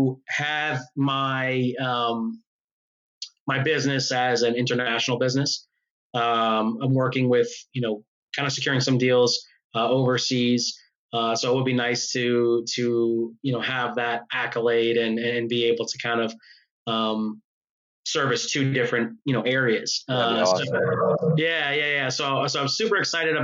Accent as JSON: {"language": "English", "region": "New York", "country": "United States", "said": "I'm from New York"}